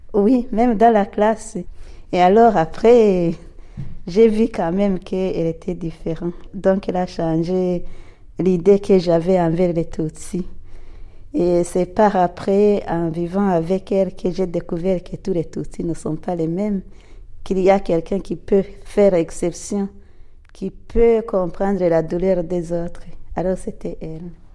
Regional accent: Burundi; je suis burundaise

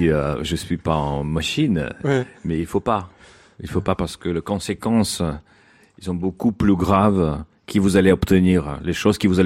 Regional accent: Saint Petersburg, Russia; Oui, moi je viens de Saint-Pétersbourg et, là j'essaie d'imposer un peu l'école de Saint-Pétersbourg sur Bolshoï.

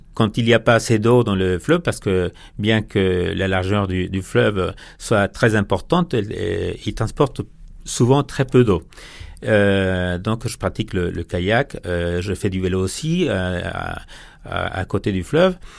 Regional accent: Ciudad Juárez, Chihuahua, Mexico; French is a second language; chez nous à Ciudad Juárez

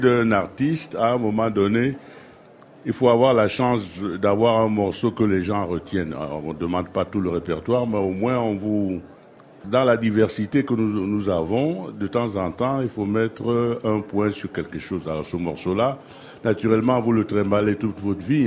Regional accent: Cameroon; je suis camerounais

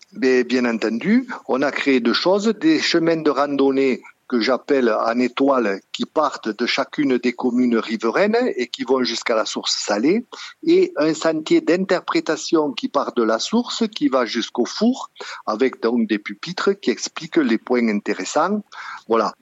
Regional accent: Sougraigne, Occitania, France; moved away as an adult; je suis originaire de Sougraigne et j'y suis revenu à la retraite

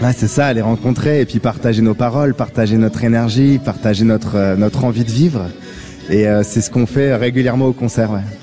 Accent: Toulouse, Occitania, France; j'ai grandi à Toulouse

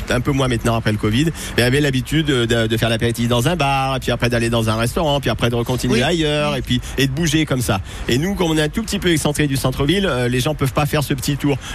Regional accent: Saint-Étienne, Auvergne-Rhône-Alpes, France; Moi je suis stéphanois d'origine

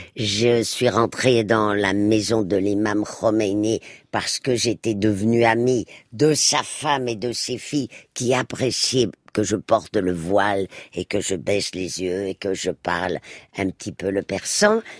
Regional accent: Spain; moved away; moi qui ai passé mon enfance en Espagne

